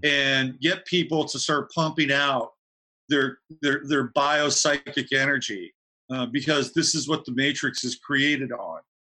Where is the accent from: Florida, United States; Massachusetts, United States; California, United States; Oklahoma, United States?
California, United States; growing up in California